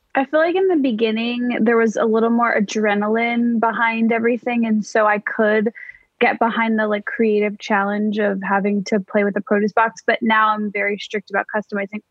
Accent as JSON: {"language": "English", "town": "Skokie", "region": "Illinois", "country": "United States", "tie": "born or raised there", "said": "my hometown, Skokie, Illinois"}